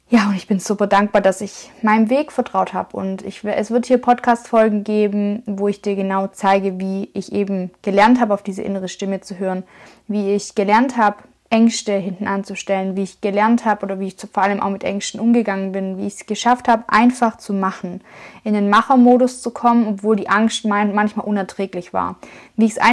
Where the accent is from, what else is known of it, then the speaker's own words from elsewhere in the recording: Schwäbisch Hall, Baden-Württemberg, Germany; Und ich komme aus dem Schwabenländle, ich komme aus Schwäbisch Hall. Das ist in der Nähe von Stuttgart in Baden-Württemberg, also im Süden von Deutschland.